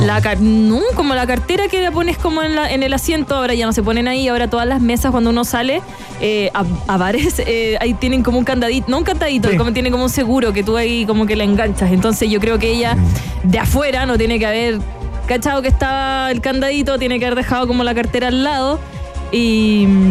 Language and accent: Spanish; Chile; a mí me gusta mi país